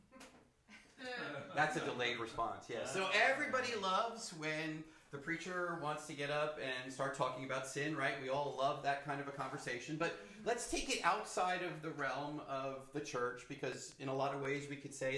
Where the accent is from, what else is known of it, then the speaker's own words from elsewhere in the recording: New York City, New York, United States; I grew up in the New York City culture, which is different.